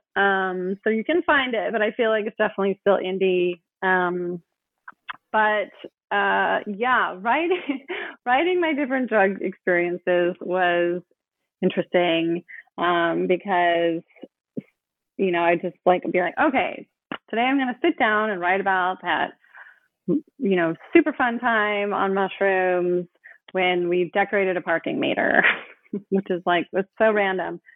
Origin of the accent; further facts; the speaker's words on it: Oakland, California, United States; I grew up in Oakland